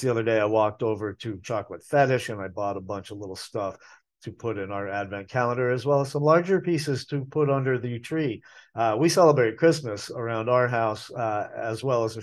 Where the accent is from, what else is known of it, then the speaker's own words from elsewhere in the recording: New England, United States; now in Asheville, United States; I grew up in New England